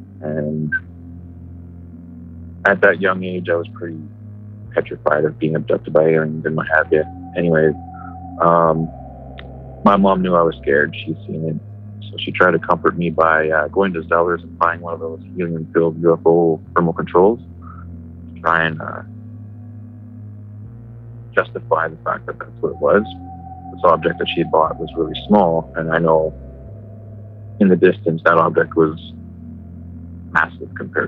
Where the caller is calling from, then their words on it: Grand Prairie, Alberta, Canada; from Grand Prairie.